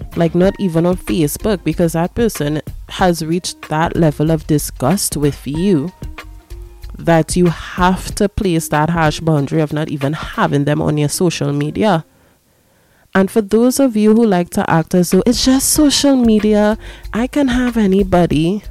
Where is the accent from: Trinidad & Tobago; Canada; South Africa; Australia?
Trinidad & Tobago; I am black, I am Afro Trinidadian or Trinbagonian